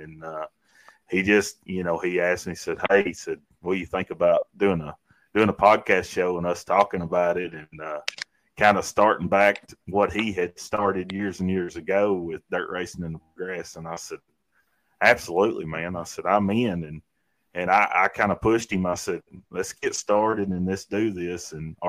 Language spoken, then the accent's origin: English; Corbin, Kentucky, United States; I'm originally from Corbin, Kentucky.